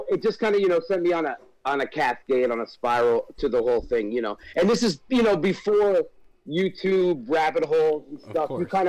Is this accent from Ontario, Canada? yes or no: yes; Guelph, Ontario, Canada; also born or lived in Natchez, Mississippi; I was four, so I grew up here.